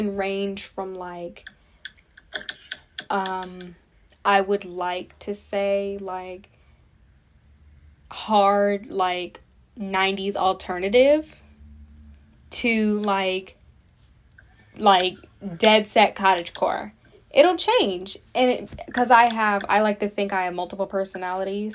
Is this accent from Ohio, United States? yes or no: yes; Cleveland, Ohio, United States; We from Cleveland. It's different